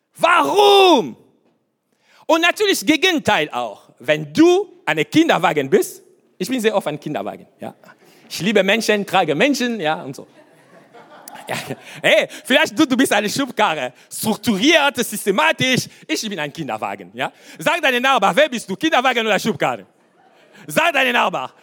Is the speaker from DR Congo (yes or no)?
yes; Kinshasa, DR Congo; German is a second language; now in Germany; meine Kindheit, was ich sage euch, Kindheit in Afrika